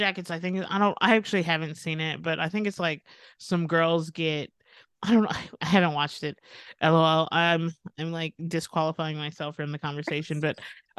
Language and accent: English; United States; and then, and maybe that's my American ignorance showing, you know.